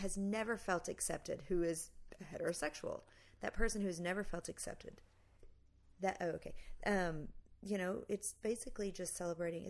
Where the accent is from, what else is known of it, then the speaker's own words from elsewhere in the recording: Oklahoma, United States; we grew up in Oklahoma